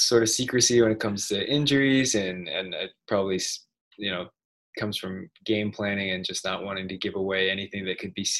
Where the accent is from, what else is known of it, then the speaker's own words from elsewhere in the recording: Sacramento, California, United States; I grew up in Sacramento.